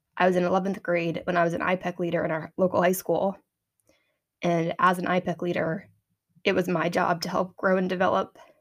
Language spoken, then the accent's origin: English; Medway, Massachusetts, United States; my hometown is a small community in Massachusetts on the east coast of the United States.